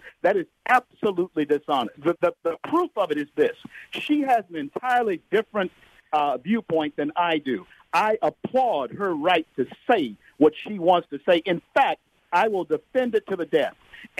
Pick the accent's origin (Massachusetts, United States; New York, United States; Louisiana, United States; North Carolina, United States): Louisiana, United States; Shreveport; I'm 61 years old, grew up in Shreveport, Louisiana.